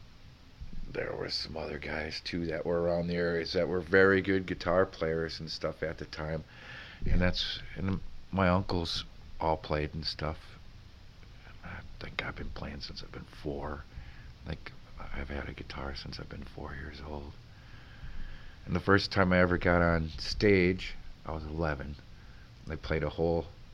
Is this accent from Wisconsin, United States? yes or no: yes; Sugar Camp, Wisconsin, United States; also born or lived in Three Lakes, Wisconsin / Stevens Point, Wisconsin; now in Rhinelander, United States; I grew up in Sugar Camp. Went to school in Three Lakes